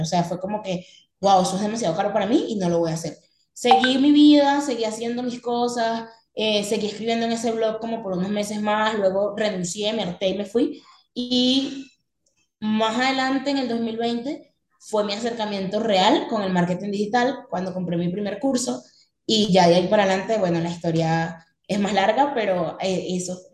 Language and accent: Spanish; Venezuela; now in Medellín, Colombia; soy venezolana, tengo 24 años, en este momento estoy viviendo en Colombia, en la ciudad de Medellín